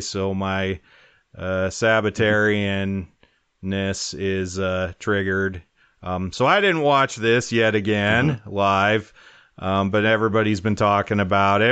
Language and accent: English; Wyoming, United States; growing up in Wyoming